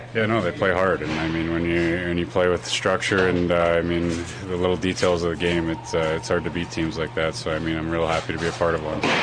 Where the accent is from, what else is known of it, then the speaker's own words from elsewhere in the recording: Canada; being a Canadian kid playing in the Canadian market